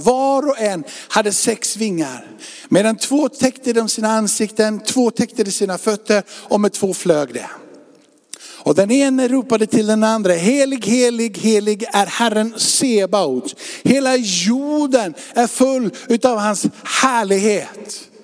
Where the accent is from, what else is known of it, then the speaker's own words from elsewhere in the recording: Sweden; vi är svenskar.